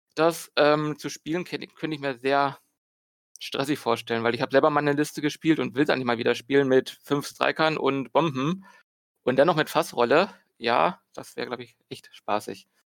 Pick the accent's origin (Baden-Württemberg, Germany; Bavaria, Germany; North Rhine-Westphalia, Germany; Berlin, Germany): Berlin, Germany; bin aus Berlin